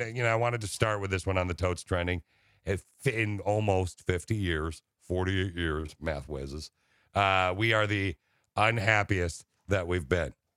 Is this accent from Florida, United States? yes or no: no; Okemos, Michigan, United States; I grew up in Okemos, right near Lansing